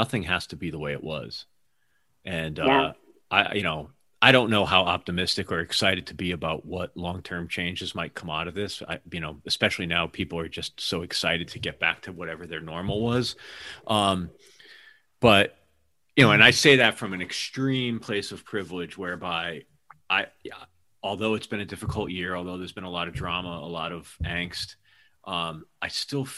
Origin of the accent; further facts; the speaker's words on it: East Coast, United States; moved away as an adult; also born or lived in New York; now in Seattle, United States; I'm from the East Coast originally, but I'm in Seattle now